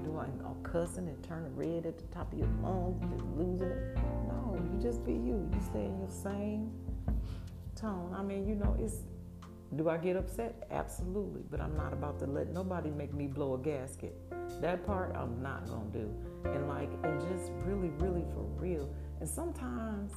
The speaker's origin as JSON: {"language": "English", "town": "Milwaukee", "region": "Wisconsin", "country": "United States", "tie": "born or raised there", "said": "born and raised in Milwaukee, Wisconsin."}